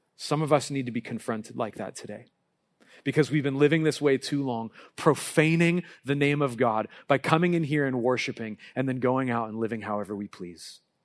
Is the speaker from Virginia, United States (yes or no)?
no; Southern California, United States; I grew up in Southern California and my dad was a Dodger fan.